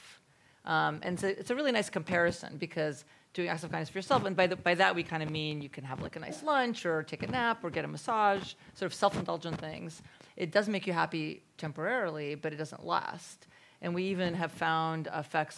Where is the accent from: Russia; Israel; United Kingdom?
Russia; moved away; I was born in Russia, where people talk